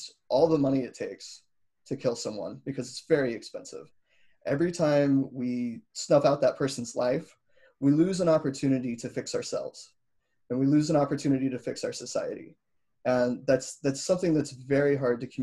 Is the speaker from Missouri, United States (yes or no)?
yes; Missouri, United States; I grew up in Missouri